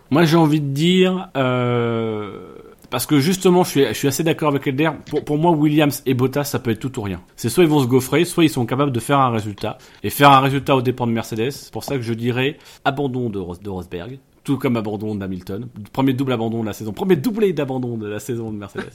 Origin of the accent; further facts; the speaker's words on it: Normandy, France; now in Picardy, France; je suis normand et, immigré en Picardie